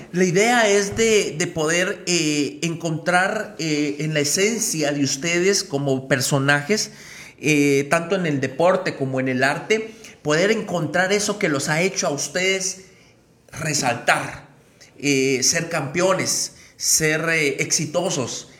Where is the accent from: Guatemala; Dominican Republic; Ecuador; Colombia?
Guatemala; Mixco, Guatemala Department; nuestro municipio